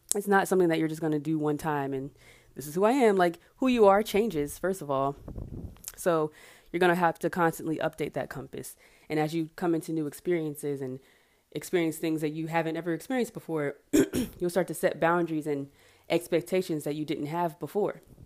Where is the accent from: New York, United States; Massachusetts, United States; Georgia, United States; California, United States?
Georgia, United States; Marietta; also born or lived in Atlanta / Savannah, Georgia; from Atlanta, I'm from Marietta